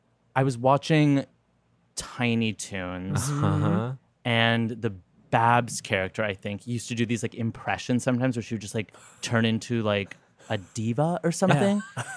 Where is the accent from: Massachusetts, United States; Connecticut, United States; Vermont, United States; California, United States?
California, United States; Los Angeles; also born or lived in Santa Monica; I grew up in Los Angeles in a neo-Buddhist cult.